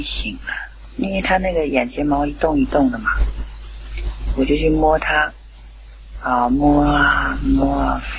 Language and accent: Chinese; Qingdao, Shandong, China; 大家好，我是来自青岛的